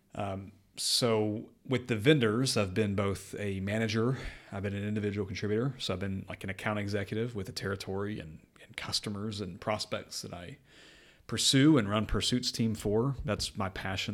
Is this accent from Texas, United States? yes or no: yes; North Texas, United States; moved away as an adult; now in Windsor, United Kingdom; I was born and raised in North Texas in the U S